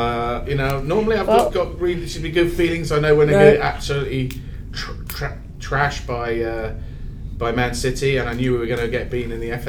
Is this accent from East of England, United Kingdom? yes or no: yes; Watford, East of England, United Kingdom; moved away; I was born in Watford in England.